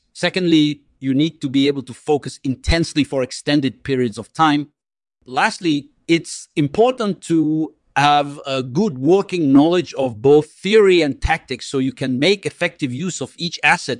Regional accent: Baku, Azerbaijan; born there; I was born on December 26th, 1963 in Baku, Azerbaijan, which is now part of the Republic of Azerbaijan.

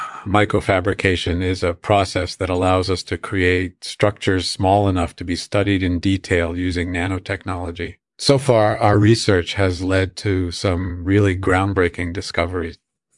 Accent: New York City, New York, United States; born there; Yeah, I was born in 1951 in New York City.

